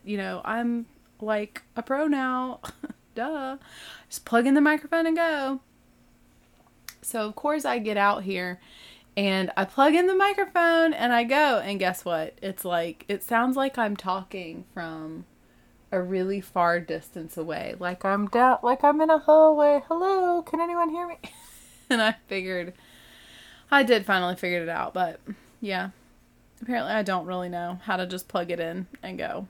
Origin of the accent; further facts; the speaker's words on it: the South, United States; I'm not from the Midwest. I'm from the South